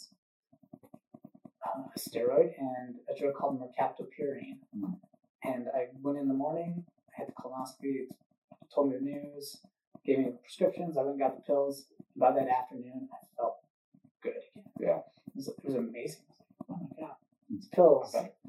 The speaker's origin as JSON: {"language": "English", "region": "Minnesota", "country": "United States", "tie": "born or raised there", "moved": "as an adult", "lives_now": "Southern California, United States", "said": "I grew up in Minnesota"}